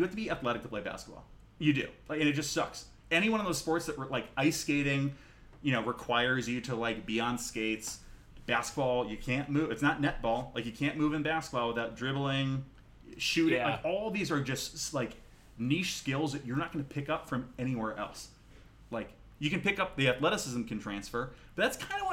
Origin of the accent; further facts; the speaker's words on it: Vermont, United States; I'm from Vermont.